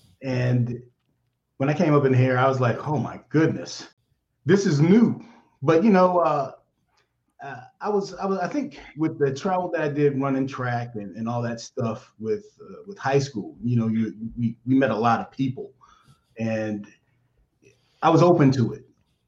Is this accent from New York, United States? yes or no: no; Durham, North Carolina, United States; I'm from Durham, North Carolina.